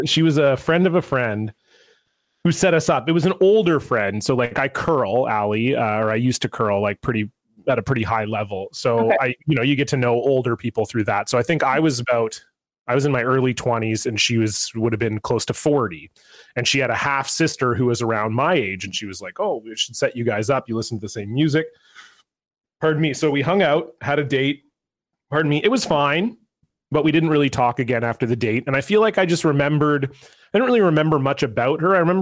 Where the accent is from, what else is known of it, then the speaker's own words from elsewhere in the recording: Ontario, Canada; moved away; I was born and raised in Ontario